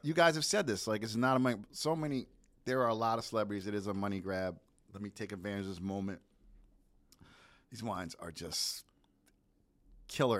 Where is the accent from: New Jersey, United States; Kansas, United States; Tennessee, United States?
New Jersey, United States; I'm from New Jersey